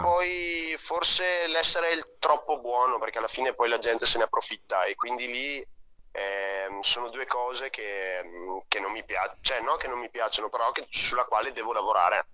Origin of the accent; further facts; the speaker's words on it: Soave, Veneto, Italy; also born or lived in San Giovanni Ilarione; io sono nato a Soave, che è vicino, è a un quarto d'ora da San Giovanni.